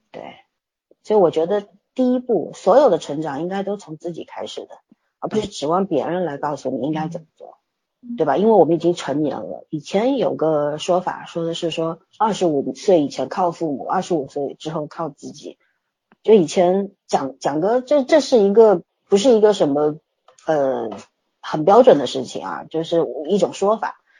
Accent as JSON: {"language": "Chinese", "region": "Shanghai", "country": "China", "tie": "born or raised there", "also_born_or_lived": "Beijing", "said": "我那时候刚从北京回上海"}